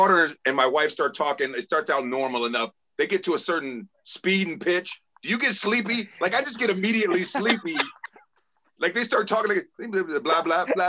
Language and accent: English; Chicago, Illinois, United States; moved away; as a kid, I grew up like 82nd and like King Drive down that way.